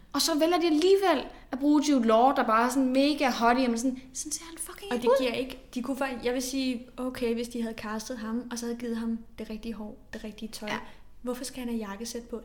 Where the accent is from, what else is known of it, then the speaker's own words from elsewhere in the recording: Denmark; som dansker